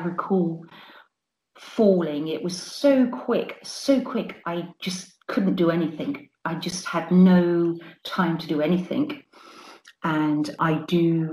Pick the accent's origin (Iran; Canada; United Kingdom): United Kingdom; New Forest, Hampshire, South East England; I live and I grew up in the New Forest, which is in the county of Hampshire in the south of England.